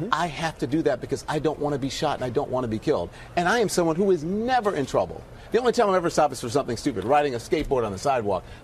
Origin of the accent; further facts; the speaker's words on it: United States; Now, I'm an American.